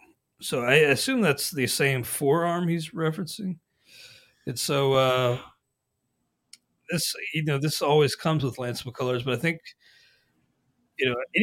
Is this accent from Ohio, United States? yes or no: yes; Ohio, United States; now in Wisconsin, United States; I don't think he's actually born and raised in Wisconsin. Neither am I. I'm an Ohio guy